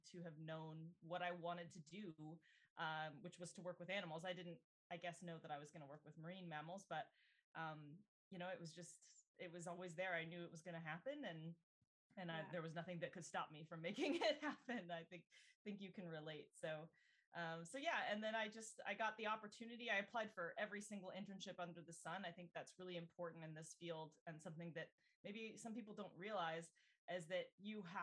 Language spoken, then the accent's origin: English; Littleton, Colorado, United States; moved away as an adult; now in Vancouver, Canada; I'm originally from Littleton, Colorado. So a little landlocked state in the US. And I really hadn't been very far outside